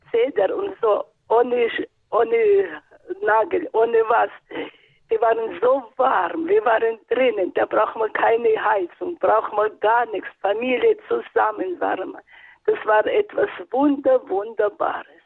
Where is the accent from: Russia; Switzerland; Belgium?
Russia; Northern Urals; moved away; Ich äh, bin geboren im Nordural. Das war nach dem Krieg.